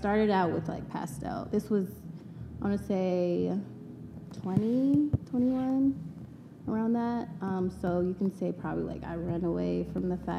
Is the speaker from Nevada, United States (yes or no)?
yes; Las Vegas, Nevada, United States; also born or lived in Long Beach, California / Japan; I was raised in Vegas, born in Long Beach